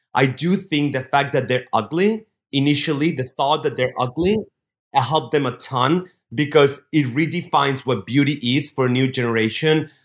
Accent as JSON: {"language": "English", "town": "Barcelona", "region": "Catalonia", "country": "Spain", "tie": "born or raised there", "said": "Barcelona, my hometown where I grew up"}